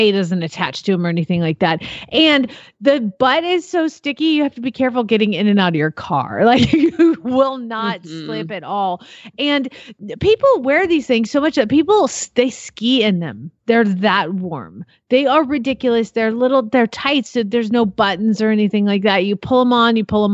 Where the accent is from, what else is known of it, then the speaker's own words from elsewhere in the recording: Arizona, United States; also born or lived in Georgia; now in Oklahoma, United States; I'm from Arizona. I lived in Georgia and Arizona, so I didn't know how to live in a winter in Oklahoma.